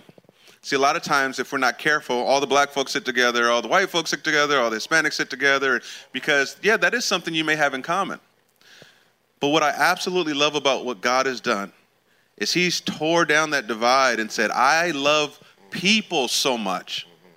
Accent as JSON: {"language": "English", "region": "California", "country": "United States", "said": "I'm from California originally."}